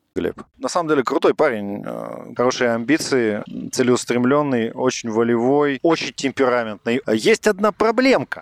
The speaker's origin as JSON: {"language": "Russian", "region": "Moscow", "country": "Russia", "tie": "born or raised there", "also_born_or_lived": "London", "said": "я родилась в Москве, а живу между Москвой и Лондоном"}